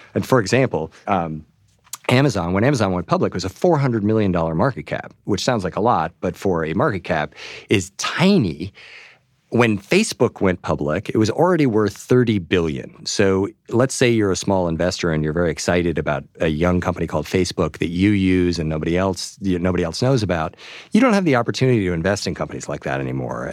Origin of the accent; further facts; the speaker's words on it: New York, United States; my hometown newspaper, the New York Times